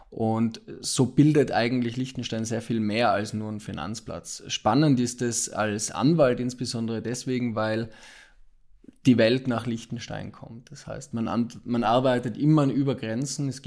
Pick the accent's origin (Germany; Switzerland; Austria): Austria; also born or lived in Milan, Italy; ich habe ursprünglich in Österreich studiert, bin Österreicher, habe dort österreichische Rechtswissenschaften studiert, vier Jahre lang